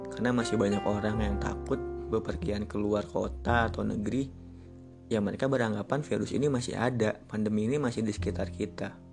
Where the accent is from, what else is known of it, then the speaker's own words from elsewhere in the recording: Jakarta, Indonesia; gue asli Jakarta. Gue pernah kerja di salah satu hotel di Jakarta.